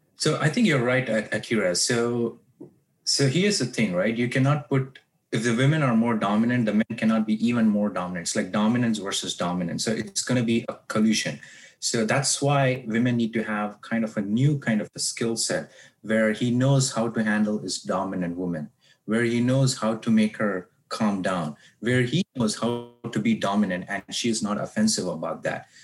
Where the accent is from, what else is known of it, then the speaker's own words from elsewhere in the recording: South India, India; now in United States; I grew up in South India from very conservative background